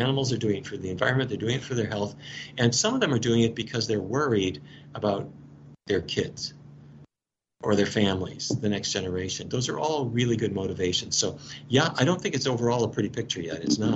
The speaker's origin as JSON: {"language": "English", "town": "Fargo", "region": "North Dakota", "country": "United States", "tie": "born or raised there", "said": "I grew up in Fargo, North Dakota"}